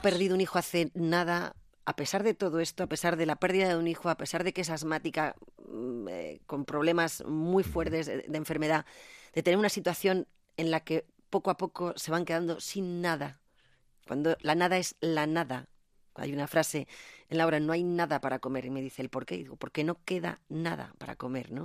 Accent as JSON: {"language": "Spanish", "town": "Zaragoza", "region": "Aragon", "country": "Spain", "also_born_or_lived": "Madrid", "moved": "yes", "said": "yo soy una maña con fuerza y con talante"}